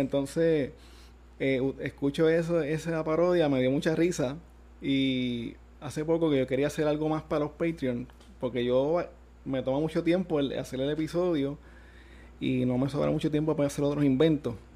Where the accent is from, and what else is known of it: Gurabo, Puerto Rico